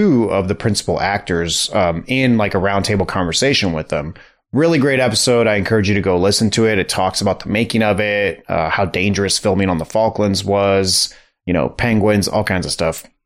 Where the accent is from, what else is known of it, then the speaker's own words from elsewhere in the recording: United States; we're American